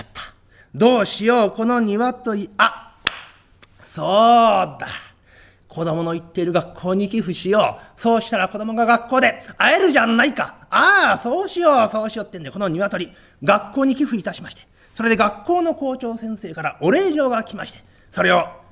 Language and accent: Japanese; Wakayama, Japan; moved away; 私ねあのね関東出身じゃないんですよえー、和歌山出身でございまして